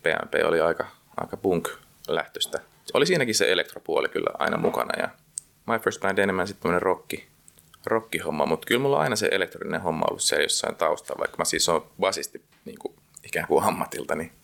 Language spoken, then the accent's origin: Finnish; Helsinki, Uusimaa, Finland